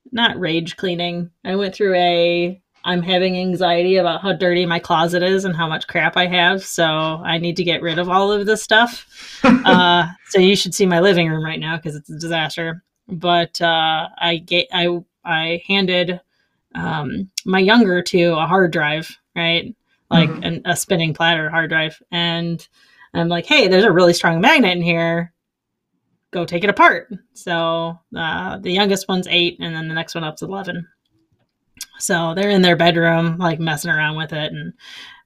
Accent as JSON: {"language": "English", "region": "Ohio", "country": "United States", "tie": "born or raised there", "said": "growing up in Ohio. And now I live semi close to Toledo"}